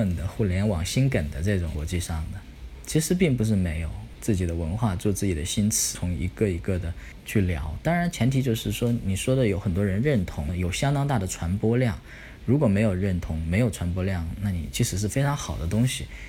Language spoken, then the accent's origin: Chinese; China; 我们是中国人，我们是汉族